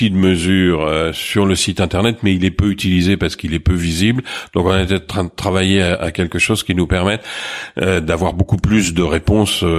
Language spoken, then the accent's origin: French; Marseille, Provence-Alpes-Côte d'Azur, France; accent: Marseillais; also born or lived in Suresnes